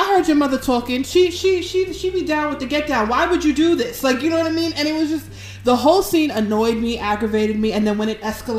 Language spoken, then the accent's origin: English; New York City, New York, United States; as a girl born and raised in the Bronx